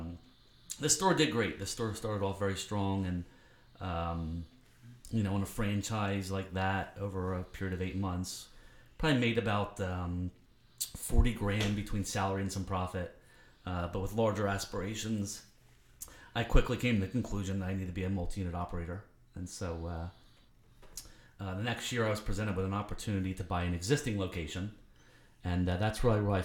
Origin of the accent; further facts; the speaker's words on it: Philadelphia, Pennsylvania, United States; moved away as an adult; now in Western Pennsylvania, United States; I grew up in the Philadelphia area